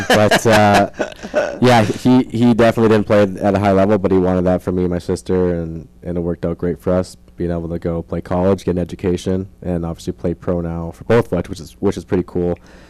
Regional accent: Edmonton, Alberta, Canada; I'm from Edmonton, Alberta, up north, a couple hours from the border, and it's all hockey there.

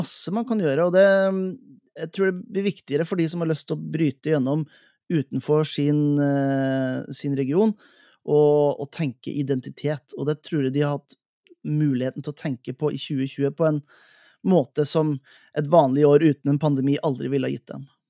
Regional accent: Helgeland, Nordland, Norway; altså Helgeland, der jeg kommer fra

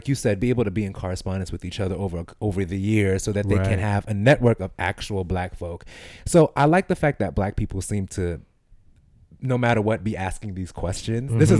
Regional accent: New York City, New York, United States; I grew up in East New York.

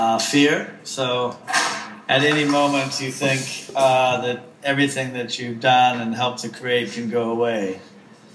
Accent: United States; now in London, United Kingdom; I'm American by birth

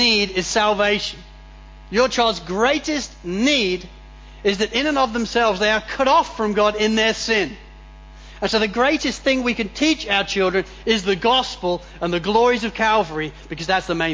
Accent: England, United Kingdom; now in Australia; growing up in England

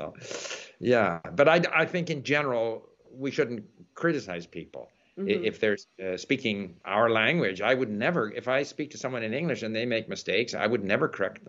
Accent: Canada; me as a Canadian

